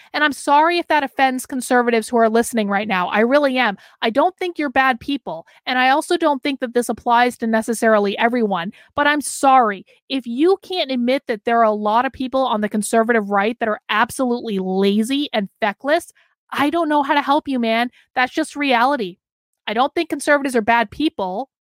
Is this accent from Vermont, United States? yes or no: yes; Vermont, United States; moved away as an adult; also born or lived in Boston, Massachusetts; now in New Hampshire, United States; Growing up in Vermont